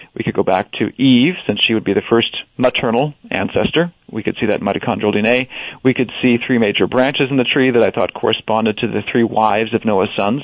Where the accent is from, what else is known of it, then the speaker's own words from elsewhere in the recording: Wisconsin, United States; growing up in Wisconsin